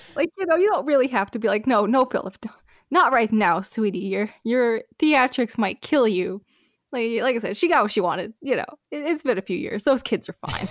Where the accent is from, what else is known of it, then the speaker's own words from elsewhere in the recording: United States; as an American